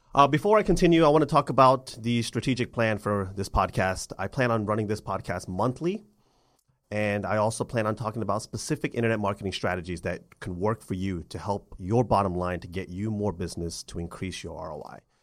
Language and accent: English; Atlanta, Georgia, United States; my hometown of Atlanta